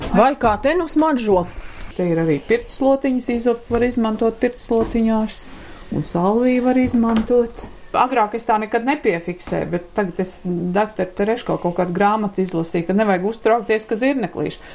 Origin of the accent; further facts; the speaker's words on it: Latvia; also born or lived in Ukraine; es esmu dzimis Ukrainā. Un tad mm, tika atpakaļ uz Latviju